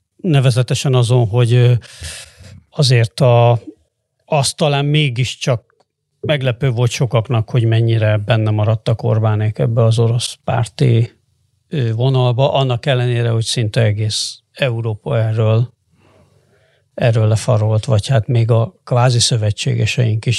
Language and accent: Hungarian; Hungary; én is ebben nőttem föl természetesen, mint aki a 80-as években volt tinédzser